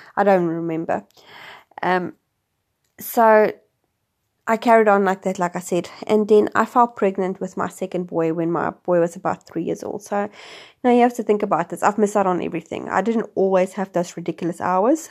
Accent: South Africa; moved away as an adult; also born or lived in Wellington, New Zealand; now in New Zealand; I'm originally from South Africa, and I have been living in New Zealand for the last six years

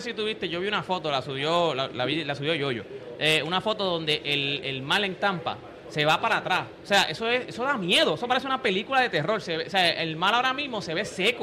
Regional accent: Puerto Rico; cómo somos nosotros los puertorriqueños, cómo somos nosotros los boricos

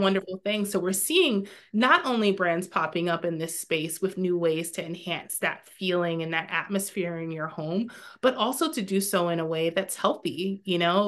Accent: New York, United States; moved away as an adult; now in Maryland, United States; I had my, my first little one in my hometown in New York

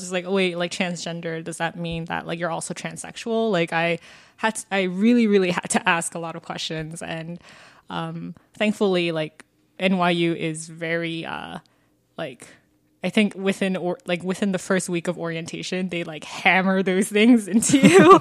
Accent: Fulton County, Georgia, United States; I'm from Georgia, and even though, um, I'm from Fulton County, like, which is, like, the same county as Atlanta pretty much

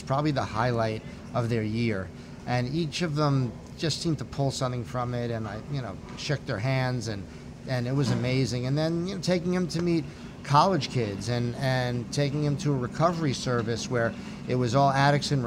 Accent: Great Neck, New York, United States; also born or lived in Vermont; I'm from Great Neck.

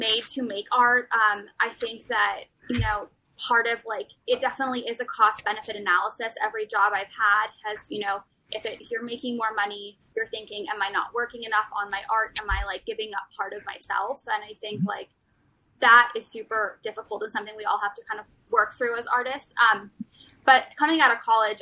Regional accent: Beverly Hills, California, United States; I grew up in Beverly Hills because my parents wanted me to be in the school district

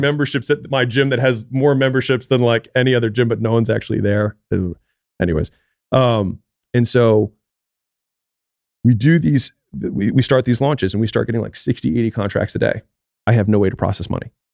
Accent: Baltimore, Maryland, United States; moved away; I'm from Baltimore

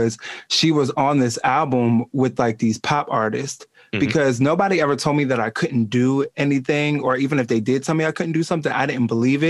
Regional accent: Eastern Shore, Maryland, United States; now in Baltimore, United States; I was born on the Eastern Shore and like that's where I was raised

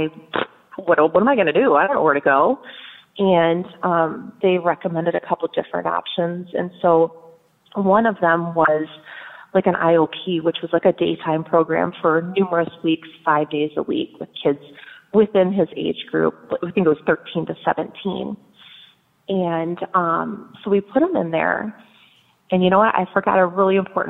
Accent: Michigan, United States; moved away; we are originally from Michigan. I was born and raised

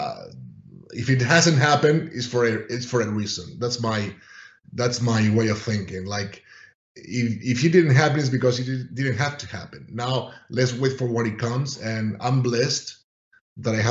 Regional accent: Spain; moved away as an adult; I'm from Spain

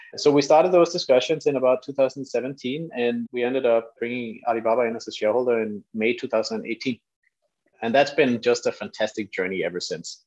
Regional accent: Denmark; moved away as an adult; also born or lived in London; I'm from Denmark.

